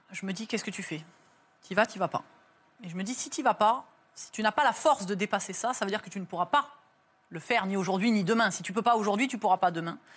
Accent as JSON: {"language": "French", "country": "France", "said": "je lui dis, mais je vous en supplie, je viens de France, c'est pas dans les règles"}